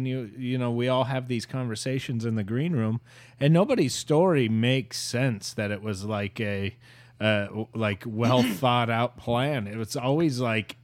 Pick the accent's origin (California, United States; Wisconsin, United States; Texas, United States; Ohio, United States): Ohio, United States; moved away as an adult; also born or lived in New York; I'm from Ohio